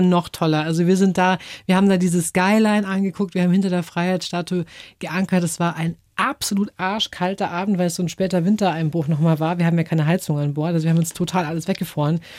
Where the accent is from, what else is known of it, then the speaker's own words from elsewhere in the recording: Germany; also born or lived in England / Taiwan; als Deutsche